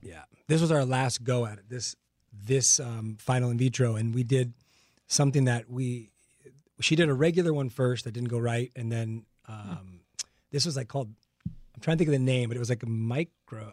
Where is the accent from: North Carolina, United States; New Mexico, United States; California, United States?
California, United States; La Puente; I grew up in La Puente here in oh. Los Angeles